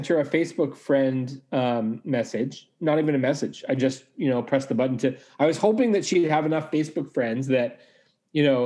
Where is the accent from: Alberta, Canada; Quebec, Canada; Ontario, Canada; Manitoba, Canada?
Manitoba, Canada; Winnipeg; moved away as an adult; I grew up in Winnipeg